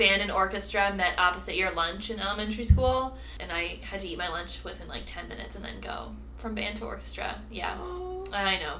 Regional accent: Albany, New York, United States; also born or lived in Potsdam, New York / Michigan; I grew up in Albany.

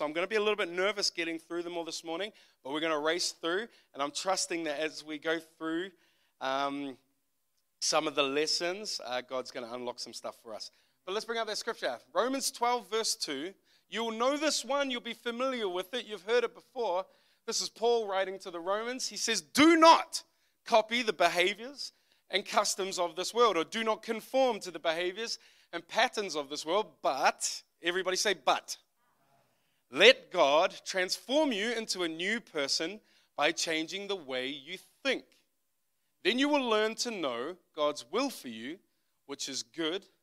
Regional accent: Auckland, New Zealand; also born or lived in United States; I am from West Auckland, New Zealand. If you don't know where that is, it's just the west part of Auckland. That is where I grew up.

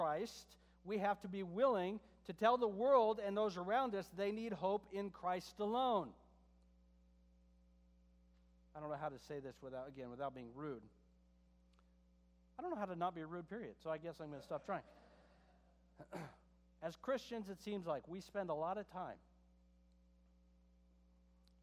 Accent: United States; I'm an American

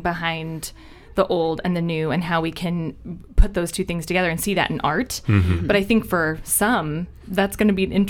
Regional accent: North Platte, Nebraska, United States; I'm from North Platte.

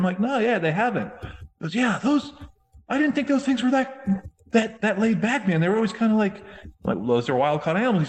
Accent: Florida, United States; moved away; also born or lived in New England / Chicago; I grew up down here in Florida

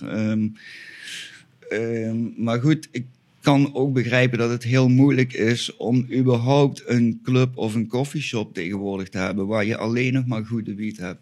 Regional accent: Flanders, Belgium; moved away as an adult; now in Spain; ik kom toch dan weer uit België

